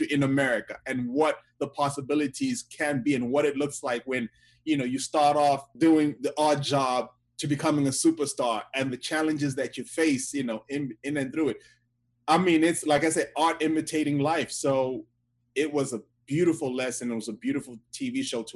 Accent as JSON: {"language": "English", "country": "Zimbabwe", "moved": "yes", "lives_now": "United States", "said": "my country in Zimbabwe"}